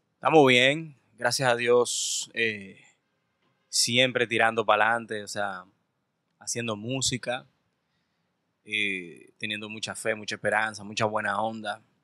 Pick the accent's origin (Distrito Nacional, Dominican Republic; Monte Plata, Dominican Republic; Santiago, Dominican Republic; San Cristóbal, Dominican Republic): Distrito Nacional, Dominican Republic; Santo Domingo; also born or lived in Cabarete / Sosúa; yo me crié por Arroyo Hondo, entre Arroyo Hondo, entre, entre el Mirador Sur. Y luego por ahí por Gascue.